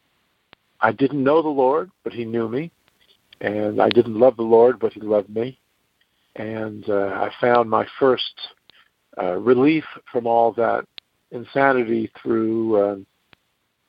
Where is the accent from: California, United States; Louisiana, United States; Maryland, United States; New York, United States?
New York, United States; New York City; I grew up in New York City